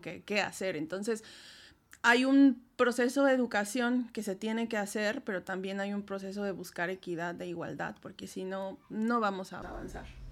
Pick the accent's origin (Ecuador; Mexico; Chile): Mexico; Puebla; moved away as an adult; also born or lived in Spain; now in Poland; tuve que salir de México para hacer mis estancias postdoctorales